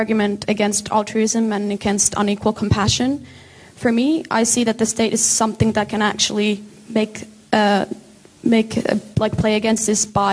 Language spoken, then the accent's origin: English; Finland; moved away; I come from Finland